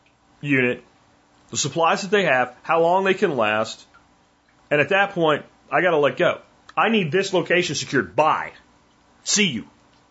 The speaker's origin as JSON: {"language": "English", "region": "California", "country": "United States", "said": "I'm from California. How the hell do I know how to talk to somebody in rural Texas?"}